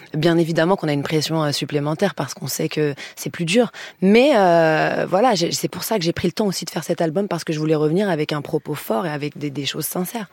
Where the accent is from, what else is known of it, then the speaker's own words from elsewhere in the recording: Lyon countryside, Auvergne-Rhône-Alpes, France; moved away as an adult; moi, je suis de province et quand je suis arrivée de, ma, de Lyon, de ma petite campagne lyonnaise